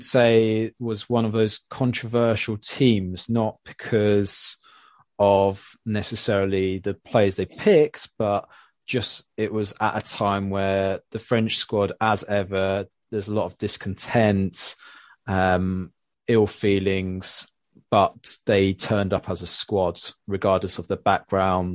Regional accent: England, United Kingdom; as an Englishman

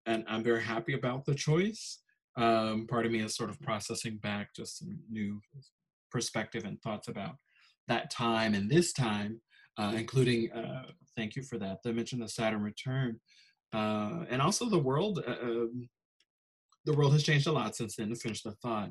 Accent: Chicago, Illinois, United States; moved away; also born or lived in Minnesota; I grew up in Chicago

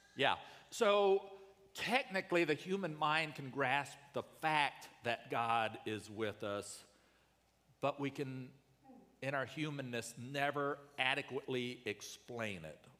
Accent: United States

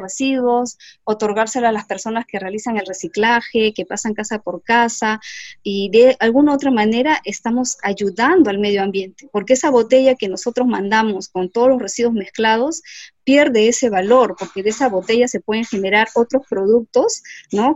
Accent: Lima, Peru; yo soy de Lima y me gustaba ir a la playa, a ver las olas

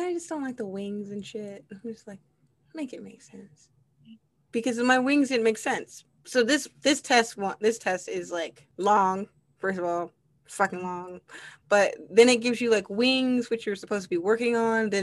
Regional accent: Midwest, United States; I'm from the Midwest

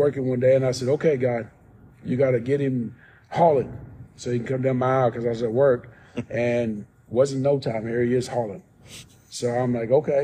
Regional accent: New Albany, Indiana, United States; now in Arkansas, United States; I grew up in Indiana, New Albany, Indiana

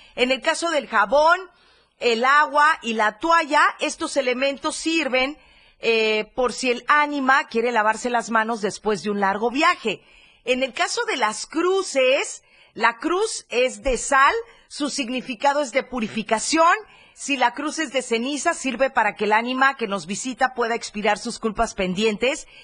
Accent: Chiapas, Mexico; así somos los chapanecos

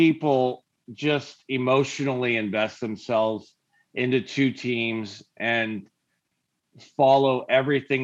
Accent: California, United States; we're from California.

